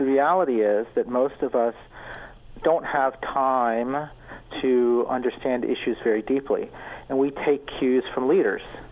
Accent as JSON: {"language": "English", "region": "Georgia", "country": "United States", "tie": "born or raised there", "moved": "yes", "lives_now": "Canada", "said": "my hometown, I grew up in the United States in Georgia"}